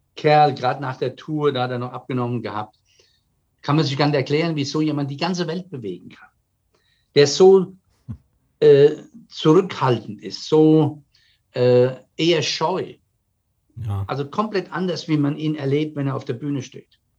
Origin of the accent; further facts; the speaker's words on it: Germany; Jetzt komme ich als Deutscher